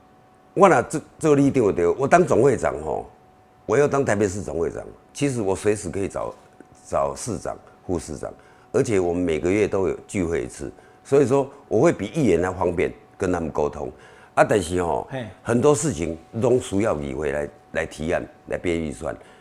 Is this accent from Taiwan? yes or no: yes; Beitou, Taipei, Taiwan; also born or lived in Shilin; 我是在周美里长大，以前周美是周美里是士林，现后来把它划到北投，因为做红化炉，把它划到划到北投。